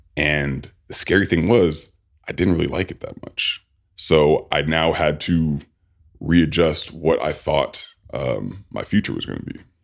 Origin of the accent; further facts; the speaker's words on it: Sacramento, California, United States; I grew up in Sacramento, California.